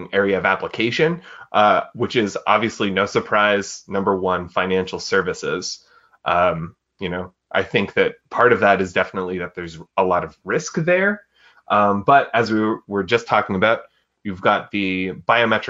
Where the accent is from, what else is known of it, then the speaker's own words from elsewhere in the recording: Atlantic Canada, Canada; I'm from Canada, I'm in Atlantic Canada